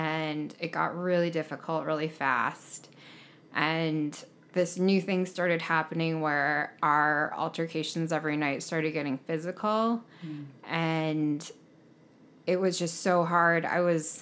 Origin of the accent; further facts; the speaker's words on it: rural Montana, United States; also born or lived in South Korea / Stevensville, Montana; I was raised in rural Montana by two white people as a Korean adoptee